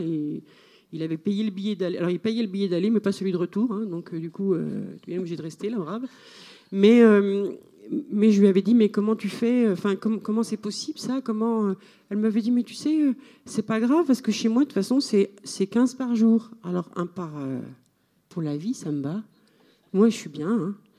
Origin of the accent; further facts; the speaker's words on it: Switzerland; moi je dis que je suis suisse là-bas